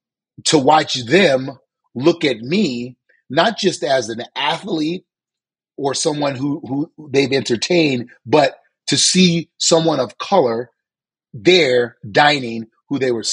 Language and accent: English; New Orleans, Louisiana, United States; Suze, you know, I lived a very good life. And we were poor. We didn't have much. Me and my five older brothers, we lived in like a three-bedroom house